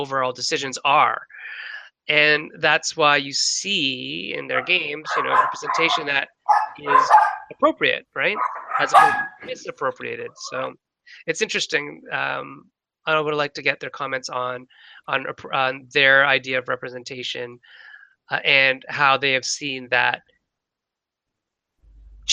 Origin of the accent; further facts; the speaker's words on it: Canada; being a Canadian-born Chinese person